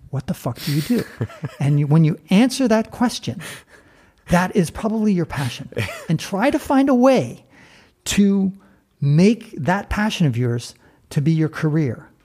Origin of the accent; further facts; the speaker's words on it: San Francisco, California, United States; moved away; I was born and raised in San Francisco